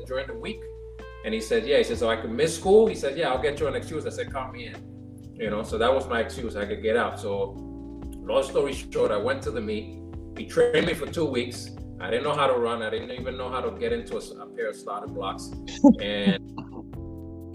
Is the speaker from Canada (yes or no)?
no; Panama; first language Spanish; English is a second language; moved away; also born or lived in New York; I was born in New York, but my mom and dad are from Panama. So I actually grew up in Panama